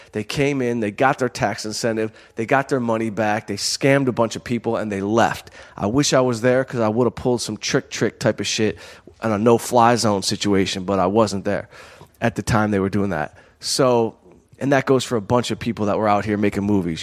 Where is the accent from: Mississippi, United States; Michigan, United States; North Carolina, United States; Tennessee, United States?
Michigan, United States; Southfield; growing up in Southfield